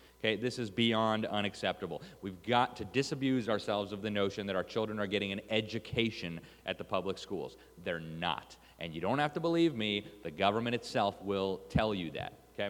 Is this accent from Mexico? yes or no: yes; Mexico City, Mexico; I grew up in Mexico City. I spent 7 years there, more time than I ever lived any other place.